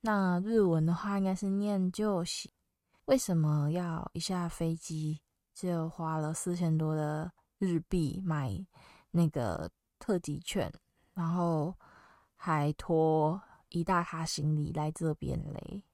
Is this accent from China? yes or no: no; Taiwan; 我是台湾人